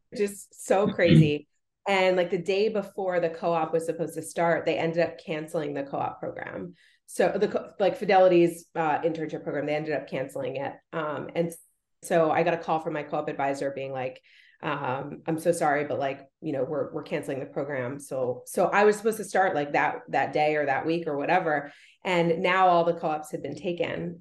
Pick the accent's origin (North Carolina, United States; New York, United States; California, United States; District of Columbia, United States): New York, United States; Rye; I grew up in in Rye, New York, which is like super super like wealthy community